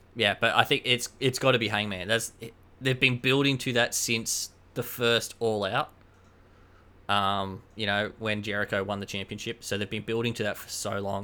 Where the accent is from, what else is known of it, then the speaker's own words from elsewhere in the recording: Queensland, Australia; I'm from Queensland